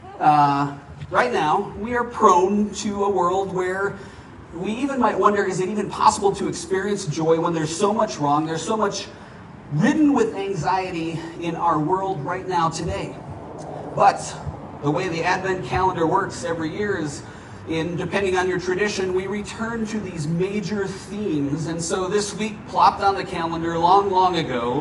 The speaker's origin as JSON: {"language": "English", "region": "Minnesota", "country": "United States", "tie": "born or raised there", "moved": "yes", "lives_now": "Arizona, United States", "said": "I grew up in Minnesota"}